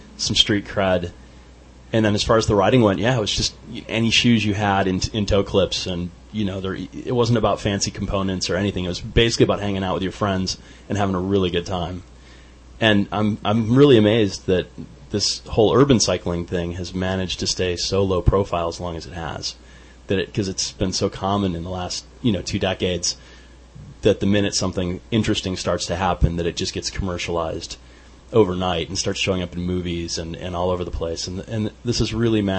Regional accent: Arizona, United States; was growing up in Arizona at the time

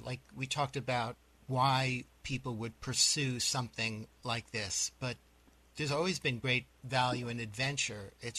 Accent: New York City, New York, United States; When I was a kid growing up in New York City

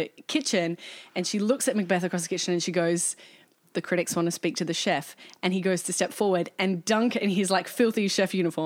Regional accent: Brisbane, Queensland, Australia; moved away as an adult; also born or lived in Perth; now in Melbourne, Australia; I'm from Brisbane.

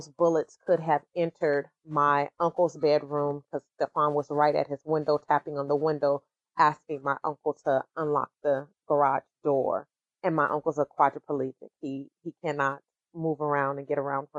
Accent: Sacramento, California, United States; I'm from the Meadowview neighborhood

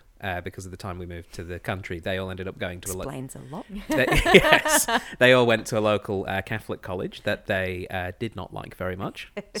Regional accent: England, United Kingdom; now in Australia; Yes, I'm from the England.

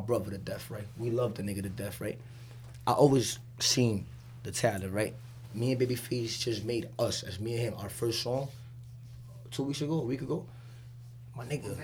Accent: New York City, New York, United States; I'm from Denman Street, so it's like my blocks had altercations with Corona at the end of the day, where I'm from

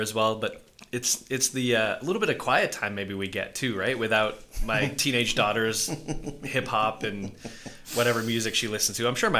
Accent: Vancouver, British Columbia, Canada; moved away as an adult; also born or lived in Maple Ridge, Canada; now in Las Vegas, United States; I grew up in Vancouver

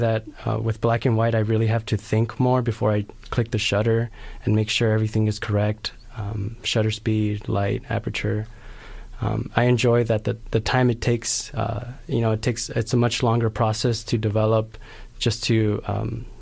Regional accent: Los Angeles, California, United States; moved away as an adult; now in Santa Cruz, United States; I grew up in South Central Los Angeles

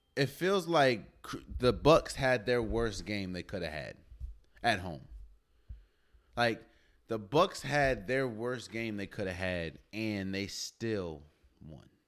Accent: United States; I'm from the Maryland, Washington.

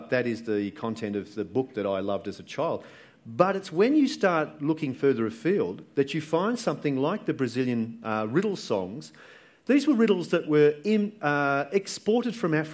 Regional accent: Sydney, New South Wales, Australia; growing up in Balgala and in Sydney

